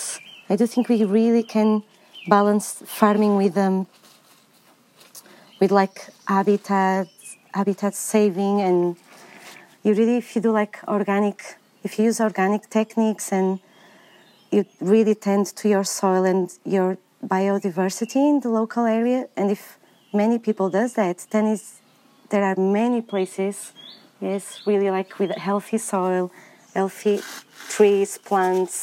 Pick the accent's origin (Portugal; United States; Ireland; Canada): Portugal; moved away as an adult; also born or lived in England; now in United Kingdom; I'm originally from Portugal, but I have been gardening for a while in England for the last 10 years